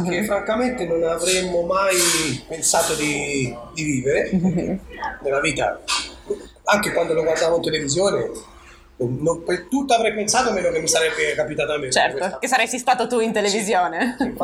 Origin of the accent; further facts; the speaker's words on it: Arezzo, Tuscany, Italy; tutti sanno che io sono di Colcitrone